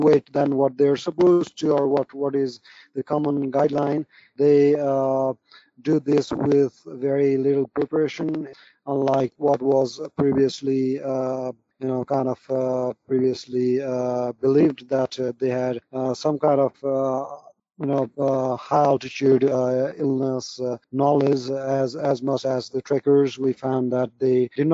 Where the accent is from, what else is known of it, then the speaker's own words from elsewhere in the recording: Nepal; moved away as an adult; I was born and raised in Nepal, where I completed my medical school.